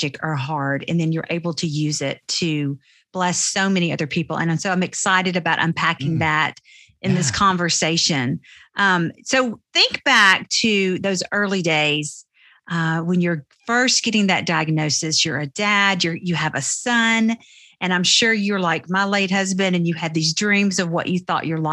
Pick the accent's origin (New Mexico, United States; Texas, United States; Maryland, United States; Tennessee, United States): Tennessee, United States; accent: Southern Tennessee; I have a very Southern Tennessee accent